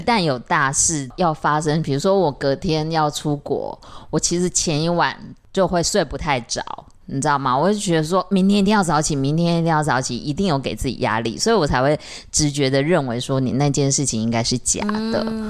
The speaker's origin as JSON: {"language": "Chinese", "region": "central and southern Taiwan", "country": "Taiwan", "tie": "born or raised there", "said": "我们都是中南部的小孩啊，对，啊，主要我还是客家人"}